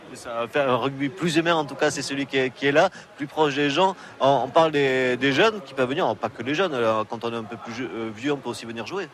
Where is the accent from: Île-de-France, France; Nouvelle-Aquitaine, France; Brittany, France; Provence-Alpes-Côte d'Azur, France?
Nouvelle-Aquitaine, France; Béarn; je, suis né ici en terre de rugby